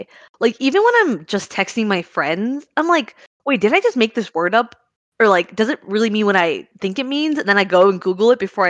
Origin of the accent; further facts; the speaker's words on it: United States; growing up in, like, a first-gen American household